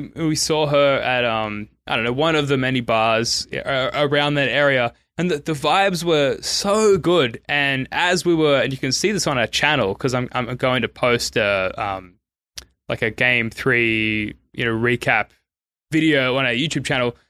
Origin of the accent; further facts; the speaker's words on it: Sydney, New South Wales, Australia; I'm from Sydney, Australia